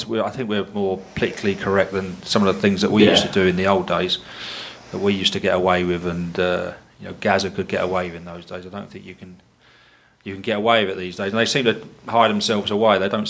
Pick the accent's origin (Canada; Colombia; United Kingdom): United Kingdom; London; I was born in the East End of London, so I was a West Ham fan